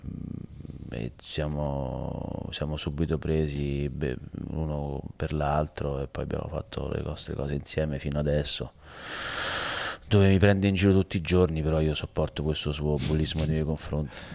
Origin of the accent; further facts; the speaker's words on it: Rome, Lazio, Italy; io sono di Mantova, io sono di Roma